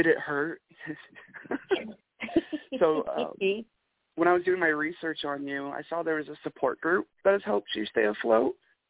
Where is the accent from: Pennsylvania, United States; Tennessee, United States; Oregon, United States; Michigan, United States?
Michigan, United States; accent: Michigan; That was my best Michigan accent voice. My accent's probably non-existent anymore until I start talking to other people, and then it's, oh, geez, yeah, it's been a bit brisk.